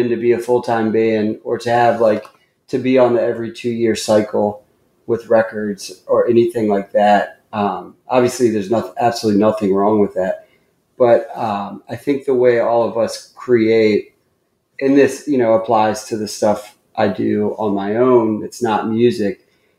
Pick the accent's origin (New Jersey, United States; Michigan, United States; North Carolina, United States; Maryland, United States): Maryland, United States; Columbia; born there; Yeah, I was born in Columbia, Maryland, so, which is like a suburb right between Washington, D.C. and Baltimore.